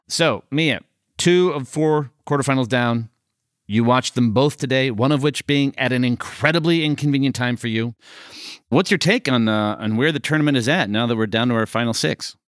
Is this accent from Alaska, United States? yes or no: no; Chicago, Illinois, United States; as a Chicagoan